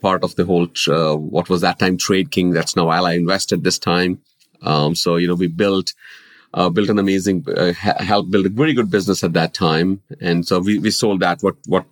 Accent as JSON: {"language": "English", "country": "India", "tie": "born or raised there", "moved": "as an adult", "lives_now": "United States", "said": "I have been born and brought up in India"}